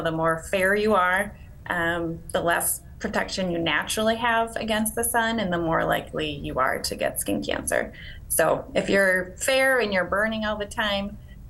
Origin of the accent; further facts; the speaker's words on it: Freeman, South Dakota, United States; I grew up in Freeman, which is a small town near Sioux Falls